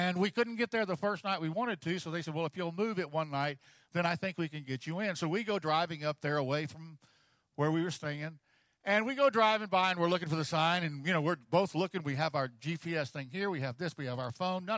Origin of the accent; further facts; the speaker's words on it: Texas, United States; I'm from Texas